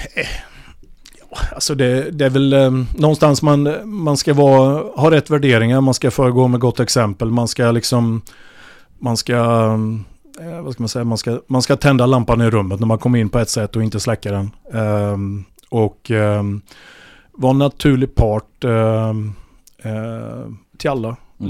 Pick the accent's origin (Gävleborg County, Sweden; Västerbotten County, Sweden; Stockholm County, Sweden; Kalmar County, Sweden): Kalmar County, Sweden; Vimmerby; moved away as an adult; also born or lived in Ljungby / Norrköping; vi är från Vimmerby